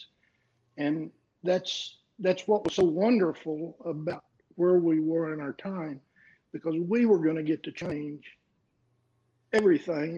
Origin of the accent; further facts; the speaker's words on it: Keller, Texas, United States; I had two men in my hometown, Coach Thetford and a man named Mr. Swansea, who wrote Abe Martin endlessly letters about this little kid from Keller, Texas.